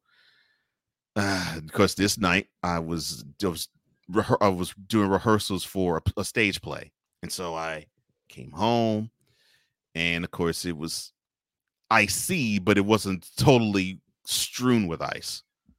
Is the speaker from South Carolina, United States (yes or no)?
no; Houston, Texas, United States; I grew up in Houston, so there's not as many people that's in the area, but the city's huge.